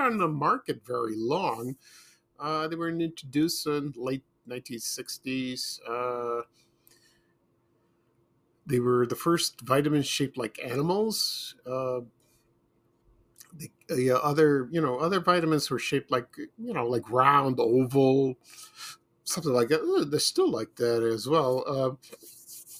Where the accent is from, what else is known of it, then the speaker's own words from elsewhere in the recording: Chicago, Illinois, United States; when I was growing up in Chicago